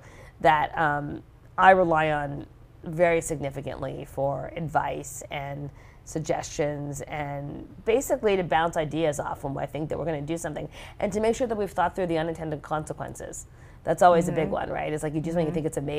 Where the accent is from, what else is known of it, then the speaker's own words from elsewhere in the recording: Montreal, Quebec, Canada; moved away; also born or lived in Singapore / Geneva, Switzerland; I grew up in Montreal, Canada